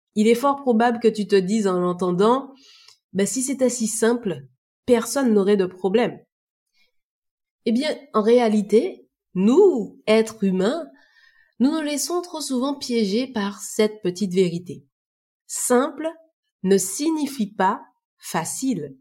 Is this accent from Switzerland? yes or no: no; Martinique; je suis originaire de la Martinique